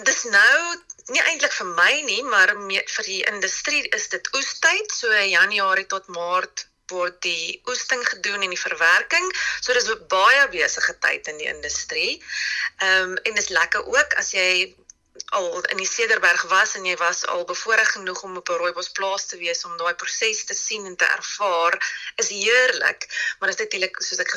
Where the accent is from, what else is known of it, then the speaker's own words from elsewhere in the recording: South Africa; ons as Suid-Afrikaners